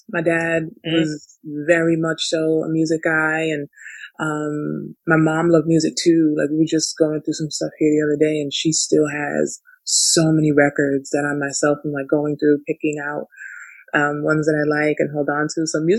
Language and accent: English; Canada; born there; So yeah, I was born in Canada.